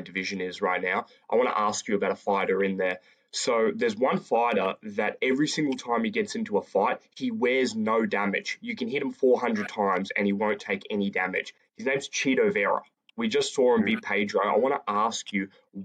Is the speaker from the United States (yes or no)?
no; Australia; I'm from Australia. I'm from the other side of the whole planet.